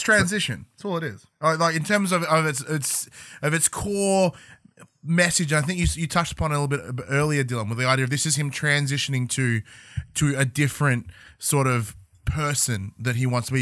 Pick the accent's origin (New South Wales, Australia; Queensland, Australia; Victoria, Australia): Victoria, Australia; a hometown outside Melbourne; moved away as an adult; leave my hometown, go to Melbourne, go university